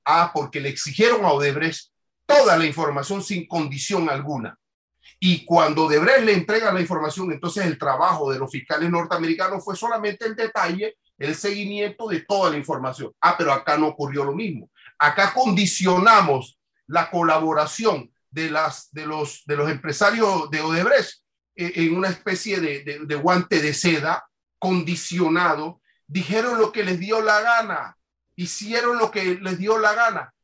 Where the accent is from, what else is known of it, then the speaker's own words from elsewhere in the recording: Panama; esa libertad que nosotros tenemos como panameños